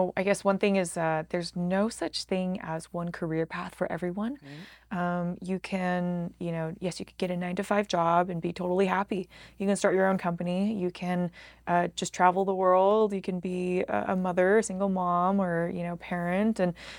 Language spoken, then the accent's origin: English; Salt Lake City, Utah, United States; and I'm like, I'm from Salt Lake, you know?